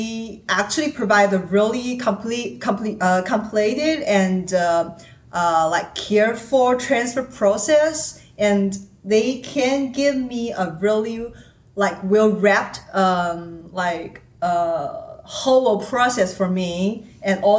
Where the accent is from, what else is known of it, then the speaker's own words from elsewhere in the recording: China; English is a second language; moved away as an adult; now in Seattle, United States; I'm from China